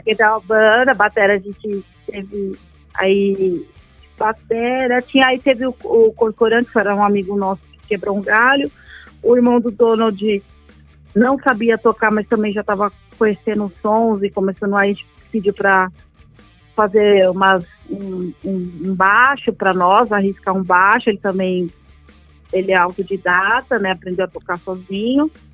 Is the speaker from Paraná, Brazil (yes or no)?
no; São Paulo, Brazil; Eu nasci na Vila Medeiros, né? Nasci na Vila Maria